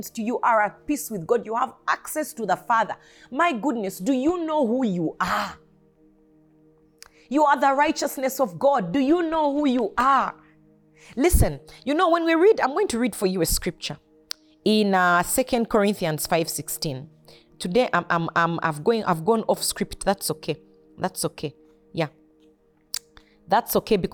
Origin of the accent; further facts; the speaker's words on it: Uganda; I am not just a Ugandan. I am a kingdom citizen who happened to be born in Uganda